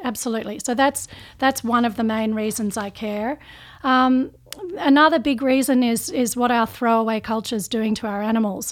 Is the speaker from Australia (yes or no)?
yes; Australia; I'm, I'm Australian